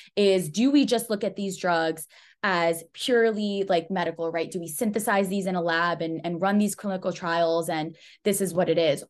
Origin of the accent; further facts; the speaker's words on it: United States; I'm Pakistani, and so I have, um, this view of this Western society, right? Like, I've grown up here in the U S